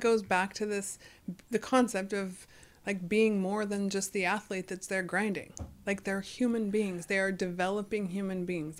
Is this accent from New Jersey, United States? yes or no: no; Fresno, California, United States; growing up in Fresno